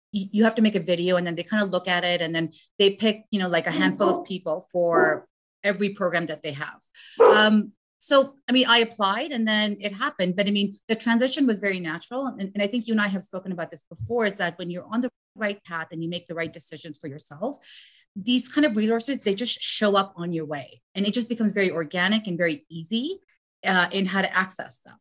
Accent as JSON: {"language": "English", "country": "Afghanistan", "moved": "yes", "said": "I'm from Afghanistan"}